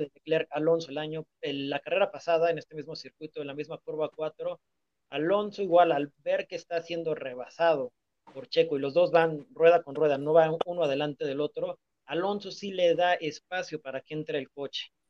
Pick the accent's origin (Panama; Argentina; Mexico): Mexico; como mexicanos